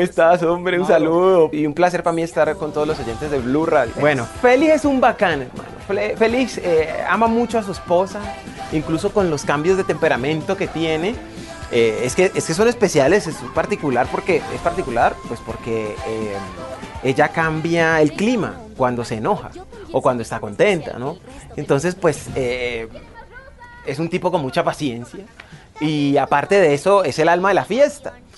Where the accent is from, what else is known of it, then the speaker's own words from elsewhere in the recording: Cali, Valle del Cauca, Colombia; Yo soy caleño